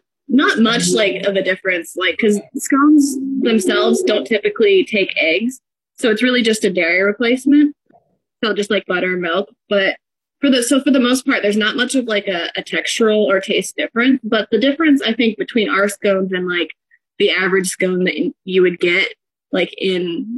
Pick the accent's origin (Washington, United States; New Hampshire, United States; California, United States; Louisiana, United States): Washington, United States; Sedro-Woolley; now in Bellingham, United States; We both grew up in Skagit County. I grew up in Cedar Woolley. He grew up in Burlington, so not too far.